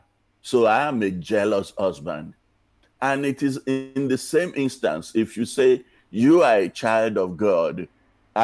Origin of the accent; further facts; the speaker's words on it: Nigeria; now in United States; when I was growing up in Nigeria